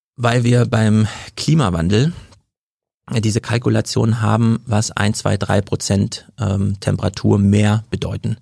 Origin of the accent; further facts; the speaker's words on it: Jena, Thuringia, Germany; now in Frankfurt, Germany; Ich komme aus Jena, mhm. aus Thüringen. Ich bin also auch so ein ostdeutscher Flüchtling